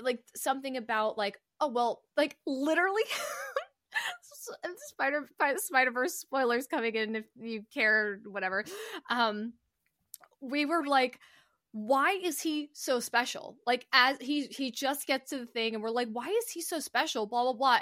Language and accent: English; United States; as American citizens